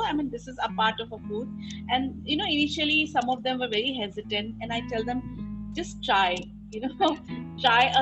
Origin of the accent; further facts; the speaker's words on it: Assam, India; now in Delhi, India; I'm from Assam